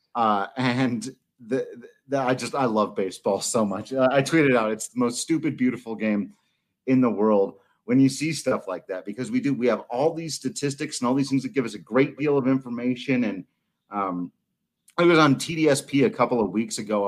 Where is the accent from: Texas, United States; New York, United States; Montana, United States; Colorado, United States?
Colorado, United States; Palisade; my hometown Palisade